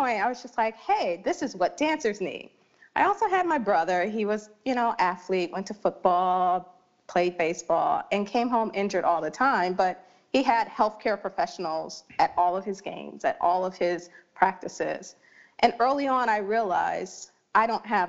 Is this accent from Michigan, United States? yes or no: yes; Detroit, Michigan, United States; I grew up in Detroit, Michigan